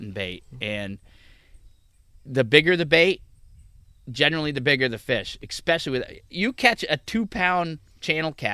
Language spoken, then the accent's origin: English; New England, United States; I'm from New England.